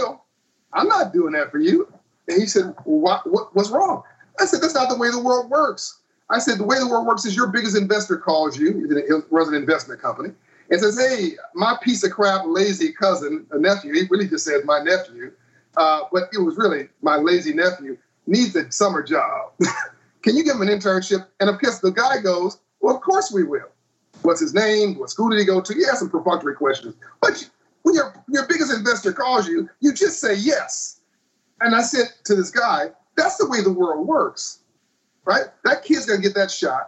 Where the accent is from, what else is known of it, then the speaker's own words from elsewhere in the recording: Compton, California, United States; I grew up in Compton, California.